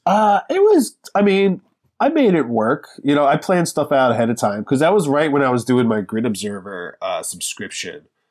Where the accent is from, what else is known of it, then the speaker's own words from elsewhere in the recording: Lancaster, Pennsylvania, United States; moved away as an adult; now in Philadelphia, United States; I'm from, originally, I grew up in Lancaster, Pennsylvania